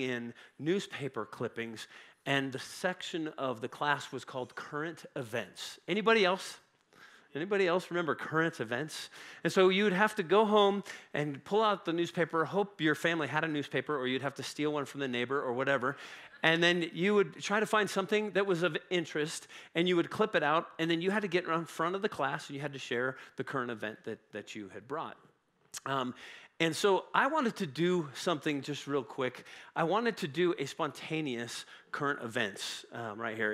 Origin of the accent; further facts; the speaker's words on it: Woodland Park, Colorado, United States; I grew up in Woodland Park, um, which is just north of Colorado Springs